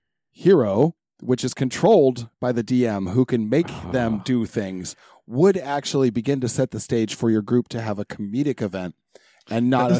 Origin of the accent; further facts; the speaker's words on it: San Diego, California, United States; I was born in San Diego.